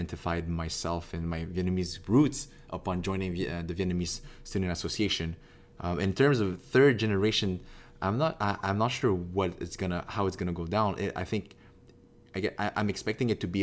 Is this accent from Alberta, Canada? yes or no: no; Quebec, Canada; I'm from Quebec. I'm from Canada. I'm Canadian